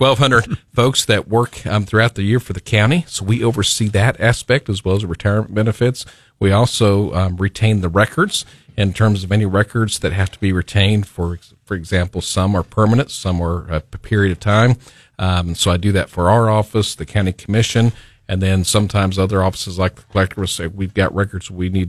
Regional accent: Branson, Missouri, United States; Growing up in Branson as a kid

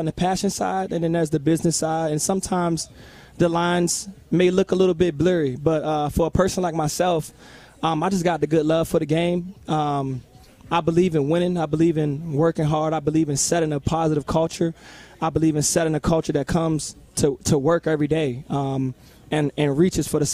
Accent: Virginia, United States; it's my hometown

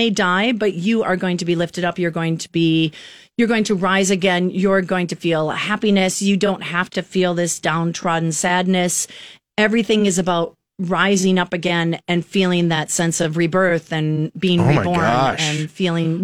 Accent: Wisconsin, United States; moved away as an adult; also born or lived in Minnesota / New York City; I'm from Wisconsin originally

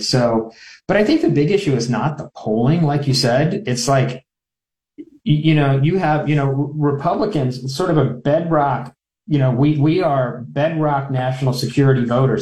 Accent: Omaha, Nebraska, United States; I grew up up here in Omaha

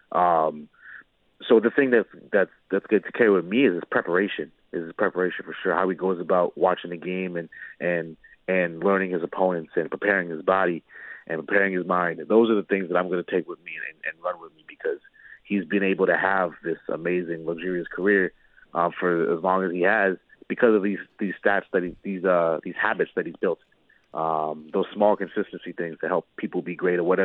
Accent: Canada; I'm a Canadian

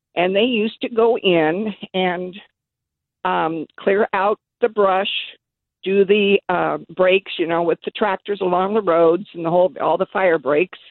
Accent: Redding, California, United States; moved away as an adult; now in Citrus Heights, United States; I'm originally from Reading, and, uh, my, in fact, my family's been there since eighteen forty-seven

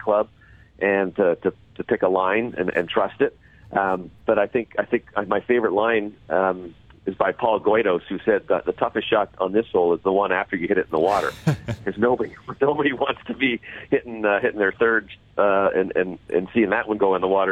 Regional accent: Canada; as a Canadian

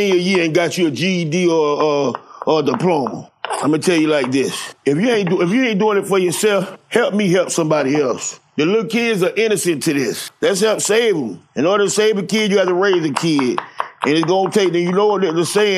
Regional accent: Miami, Florida, United States; I'm from Jackson Memorial Hospital, man. I was raised off WIC, Medicaid, food stamps

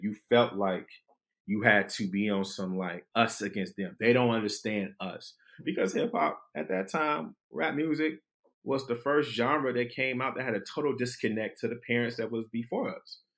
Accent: Detroit, Michigan, United States; moved away as an adult; also born or lived in Washington, D.C.; I'm a kid from Detroit

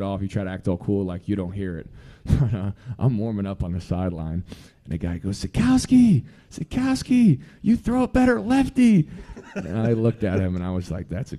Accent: New Jersey, United States; moved away as an adult; I'm from Central Jersey. Yes, Central Jersey does exist.

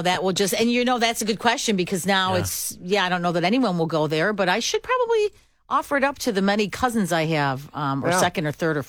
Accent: Chicago, Illinois, United States; I grew up in Chicago. Yeah. I mean, literally in the city. Not, I didn't grow up in the suburbs

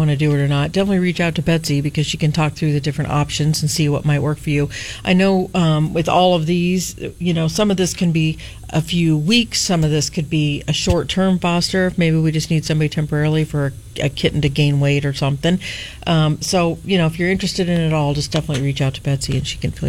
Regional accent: England, United Kingdom; Uh, from England.

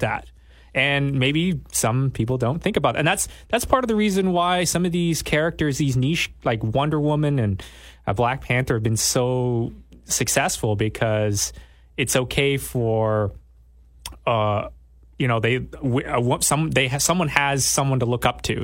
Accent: Canada; also born or lived in southern Thailand; I was born in Thailand, raised in Canada. So for, like, ninety percent of my life, I was raised in Canada. That's why I do not sound Thai.

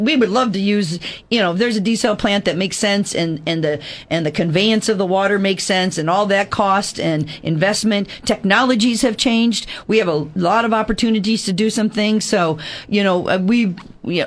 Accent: Midwest, United States; moved away; I'm a Midwesterner.

